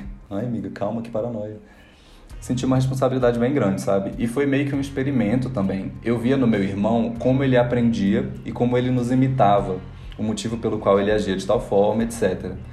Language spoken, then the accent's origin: Portuguese; Rio de Janeiro, Brazil; moved away; also born or lived in Porto Velho; A história mais importante da minha vida foi quando eu me mudei com a, minha família do Rio de Janeiro para Porto Velho, porque meu pai tinha passado em um concurso.